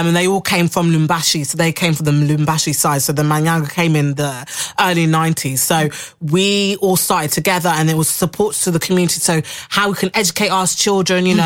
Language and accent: English; Harrow, London, United Kingdom; also born or lived in Belgium; my upbringing in the London community. You know, we grew up in Harrow